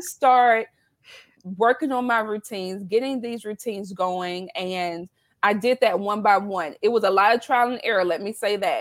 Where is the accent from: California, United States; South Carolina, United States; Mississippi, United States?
South Carolina, United States; accent: southern twang; now in Baltimore, United States; I live in Baltimore, Maryland, although I'm originally from South Carolina. So I was born and raised in the South. So you'll hear that twang come out.